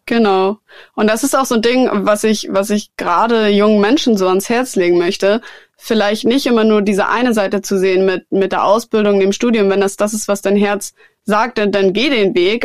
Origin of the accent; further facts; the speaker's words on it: Germany; in Deutschland, in meiner Heimat